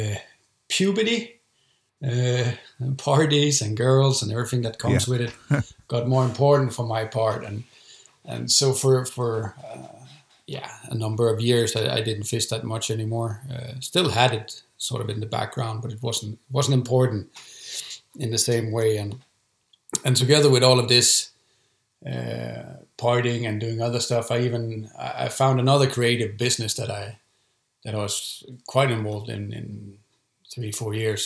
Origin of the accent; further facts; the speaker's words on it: West Jutland, Central Denmark Region, Denmark; moved away as an adult; also born or lived in Swedish Lapland; now in Sweden; I was born and raised in Denmark. Born in 81 in West Jutland in Denmark.